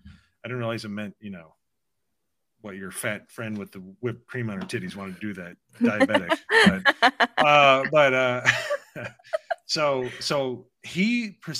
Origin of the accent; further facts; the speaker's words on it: Indiana, United States; I grew up in Indiana